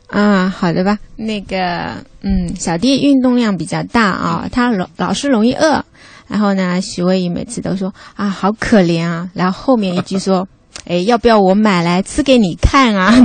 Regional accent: Jiaxing, Zhejiang, China; 我故乡是嘉兴的啊

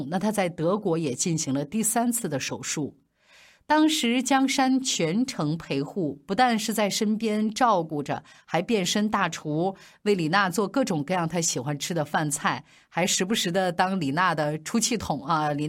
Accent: China; 而最让我们中国人骄傲的是，二零一一年的法网。

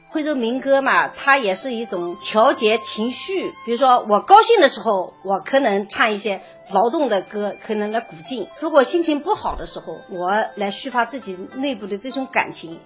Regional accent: Huizhou, Anhui, China; accent: Huizhou dialect; 比我们原先的徽州方言应该说发生了很大的变化。

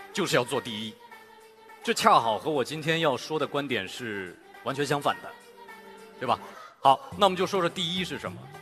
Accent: Shanghai, China; 可能因为我是一个上海人

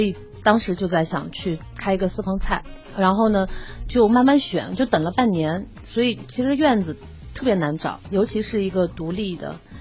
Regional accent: Yunnan, China; now in Beijing, China; 因为我是云南人

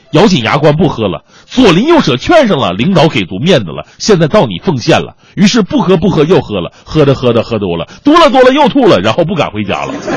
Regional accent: Northeast China, China; 我们东北那边大多都是丫头筷子

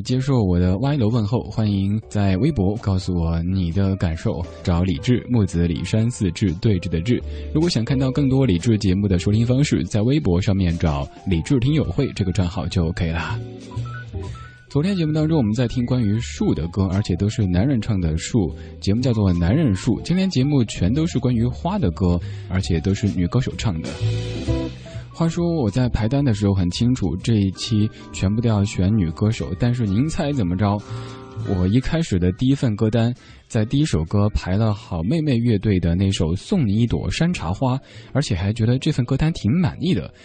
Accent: Chengdu, Sichuan, China; accent: Chengdu dialect; first language Chengdu dialect; 我的家乡话、成都话

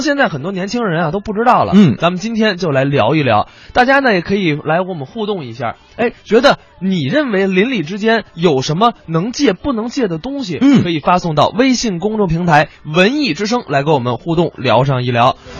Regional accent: Beijing, China; 我是老北京

